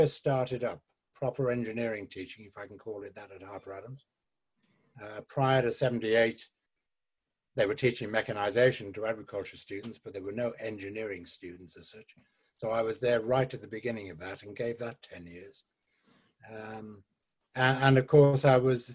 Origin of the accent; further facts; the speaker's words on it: West Wales, United Kingdom; I was brought up in West Wales by the sea